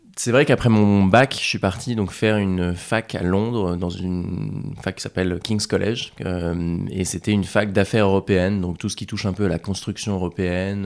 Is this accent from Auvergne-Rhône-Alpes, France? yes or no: no; Rouen, Normandy, France; J'ai grandi en Normandie